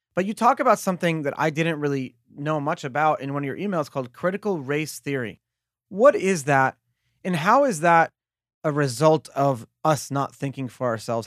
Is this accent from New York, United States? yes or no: yes; New York City, New York, United States; I grew up in Brooklyn, in the melting pot of the world